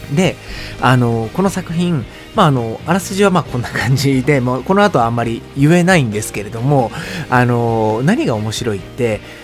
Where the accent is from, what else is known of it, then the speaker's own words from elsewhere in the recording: Osaka, Japan; moved away as an adult; now in Tokyo, Japan; 僕はですね、大阪の出身